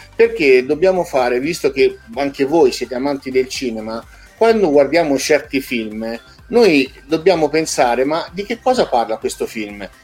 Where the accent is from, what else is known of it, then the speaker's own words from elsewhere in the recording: Chianciano Terme, Tuscany, Italy; io sono di Chianciano Terme